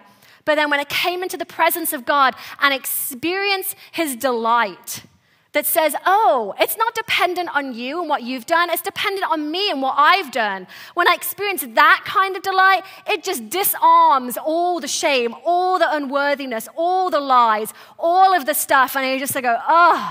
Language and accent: English; England, United Kingdom; moved away; I was born and raised in England